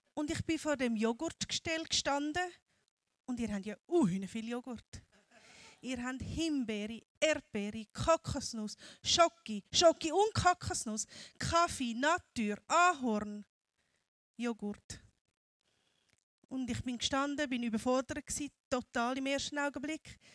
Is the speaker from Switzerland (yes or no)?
yes; Switzerland; moved away as an adult; now in Cambodia; ich bin gebürtige Kambodschanerin, bin adoptiert worden von Schweizer Eltern, bin hier in der Schweiz aufgewachsen, 40 Jahre lang